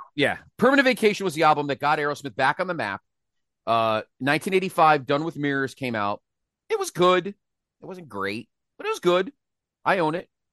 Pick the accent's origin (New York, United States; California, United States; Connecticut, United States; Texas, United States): Connecticut, United States; Milford; my mall that I, that I grew up near in Milford, Connecticut